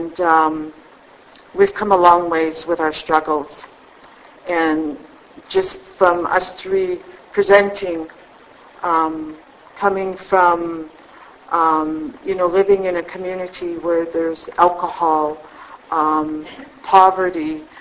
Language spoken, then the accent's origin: English; Blood Reserve, Alberta, Canada; I was born and raised on the Blood Reserve.